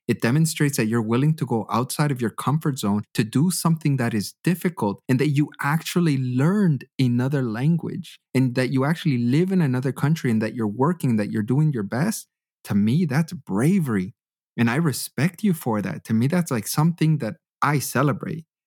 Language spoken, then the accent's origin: English; Canada; moved away as an adult; now in Germany; I grew up in Canada my entire life